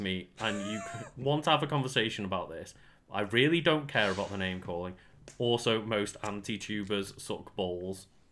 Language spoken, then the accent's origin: English; United Kingdom; we are British streamers rather than, like, American streamers